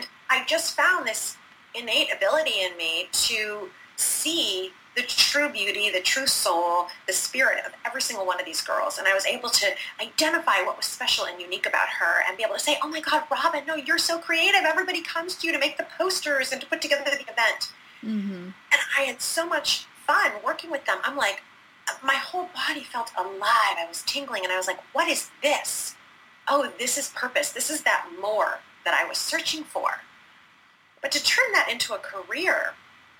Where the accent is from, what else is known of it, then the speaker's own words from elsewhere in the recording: Detroit, Michigan, United States; now in Philadelphia, United States; So I was that little girl growing up in the Midwest. I'm from Detroit, Michigan. And so I grew up in the Midwest